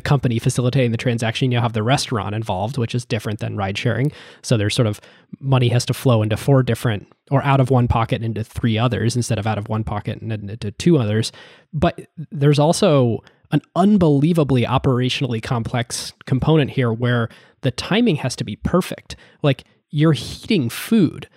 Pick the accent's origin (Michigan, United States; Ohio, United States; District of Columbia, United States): Ohio, United States; when I was growing up in Ohio